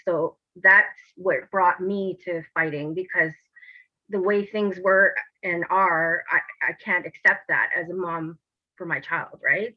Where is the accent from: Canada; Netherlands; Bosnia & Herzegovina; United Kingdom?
Canada; Timmins, Ontario; I'm from a small town up north. I'm from Timmins, Ontario, where even to this day, um, the mentality hasn't evolved too much up there.